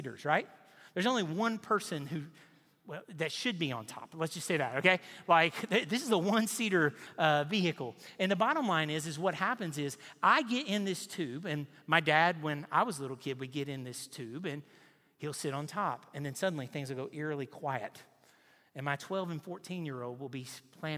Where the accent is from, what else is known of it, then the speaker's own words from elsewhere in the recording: Nashville, Tennessee, United States; now in Knoxville, United States; I grew up in Nashville on the lake.